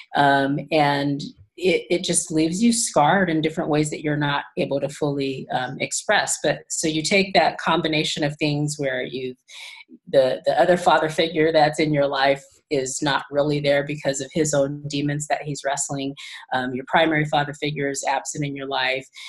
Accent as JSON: {"language": "English", "region": "California", "country": "United States", "tie": "born or raised there", "also_born_or_lived": "Tennessee", "said": "I was born in Tennessee, actually, and my mom was from California originally. So when they split up, we moved back to California"}